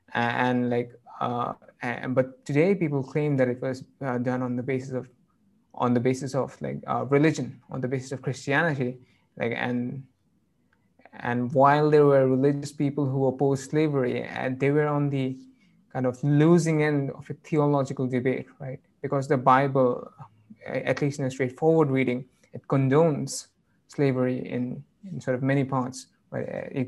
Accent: United Kingdom; And I'm not quite sure, but I'm British.

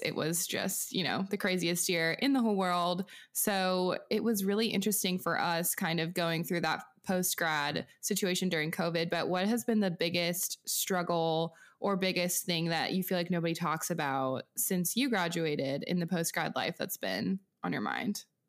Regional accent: outside of Seattle, Pacific Northwest, Washington, United States; moved away; I'm from small town farm U S A in, um, the Pacific Northwest outside of Seattle

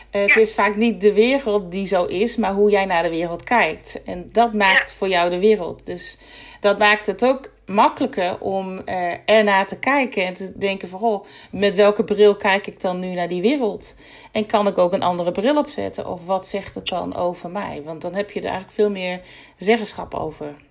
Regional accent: Groningen, Netherlands; ik kom uit Groningen

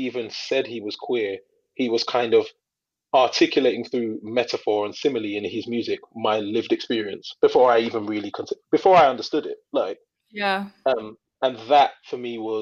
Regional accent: London, United Kingdom; I grew up in East London, and it's there's multicultural, a lot of South Asian people.

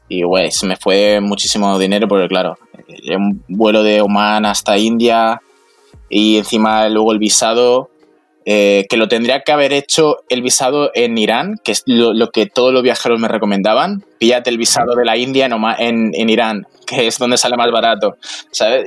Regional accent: Palma, Balearic Islands, Spain; yo soy de Palma de Mallorca, de la isla

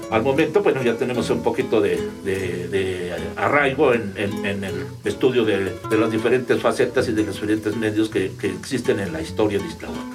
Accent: Ixtlahuaca, State of Mexico, Mexico; soy un islahuaquense eh, que, entre comillas, amo mucho a mi pueblo

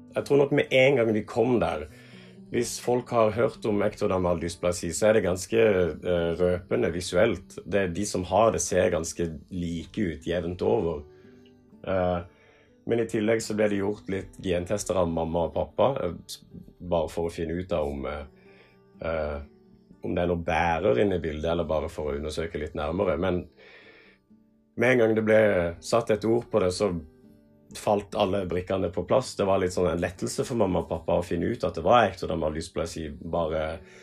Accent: Kongsberg, Buskerud, Norway; i 1997 så ble jeg født eh, på Kongsberg sykehus

